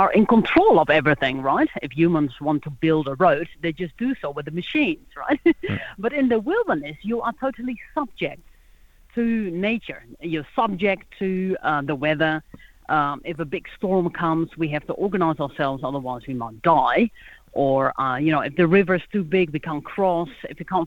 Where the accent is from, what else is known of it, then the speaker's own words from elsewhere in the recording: Netherlands; moved away as an adult; also born or lived in New Zealand / Rhodope Mountains, Bulgaria; now in Bulgaria; I was born in Holland, but I immigrated to New Zealand, where my husband is from.